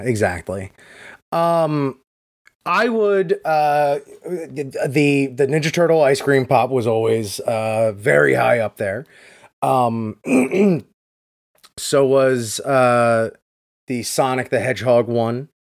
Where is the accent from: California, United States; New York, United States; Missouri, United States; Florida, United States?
Florida, United States; Hollywood; my hometown of Hollywood Beach, Florida.